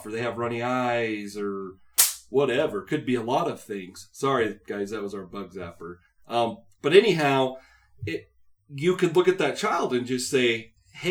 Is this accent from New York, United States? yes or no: no; Utah, United States; I grew up in Utah